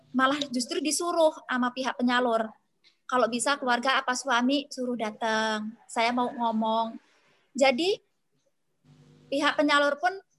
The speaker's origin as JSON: {"language": "Indonesian", "area": "Tulang Bawang", "region": "Lampung", "country": "Indonesia", "said": "daerah asal saya di Tulang Bawang"}